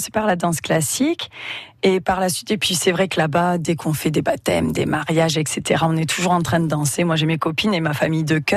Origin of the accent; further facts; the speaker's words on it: Antilles, France; also born or lived in Gard, France; je suis née dans le Gard, comme on a dit, et en fait très jeune, bah, la séparation de mes parents, ma maman a voulu partir dans un nouveau pays parce qu'elle avait vraiment le goût du voyage. Et du coup, euh, elle s'est dit ben pourquoi pas aux Antilles